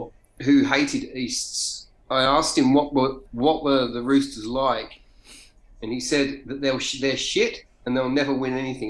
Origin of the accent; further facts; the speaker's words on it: Milton Keynes, South East England, United Kingdom; moved away as an adult; now in Australia; I grew up in Milton Keynes, which is not that far from London. And I came to Australia in 95.